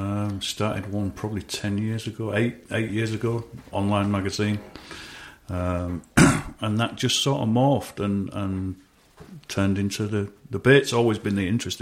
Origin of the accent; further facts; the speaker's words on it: United Kingdom; but who am I as a Brit to come over to the US to say, don't kill that, you know?